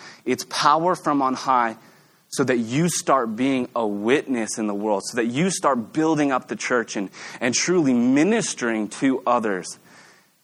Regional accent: Oregon, United States; also born or lived in Texas; now in Austin, United States; I'm from Oregon originally, but I feel like more of a Texan now.

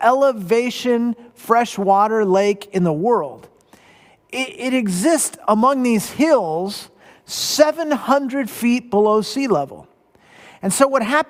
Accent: Southern California, United States; Now, I grew up in Southern California. I'm a beach boy.

